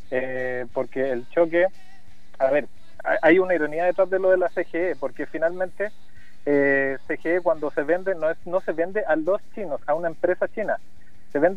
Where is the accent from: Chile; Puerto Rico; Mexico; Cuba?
Chile; lo creamos como chilenos, lo creamos en 1960 ante la imposibilidad de comunicarnos para ese terremoto.